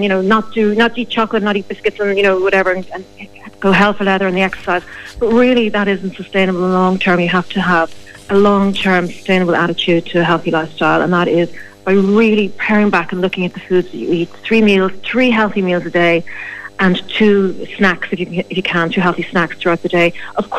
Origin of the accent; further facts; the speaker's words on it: Ireland; Well, we are Irish.